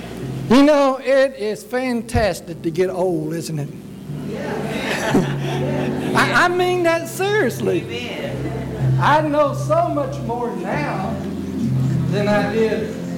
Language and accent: English; Louisiana, United States; But I grew up in Northwest Louisiana, and I had a good life. Dirt poor.